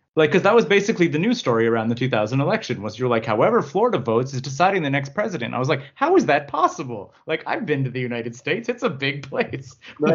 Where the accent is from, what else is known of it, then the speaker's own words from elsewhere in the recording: Canada; as a Canadian